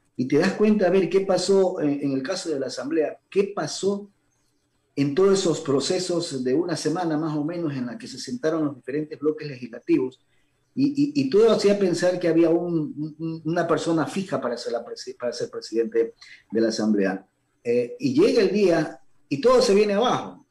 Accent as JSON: {"language": "Spanish", "country": "Ecuador", "said": "como ecuatoriano"}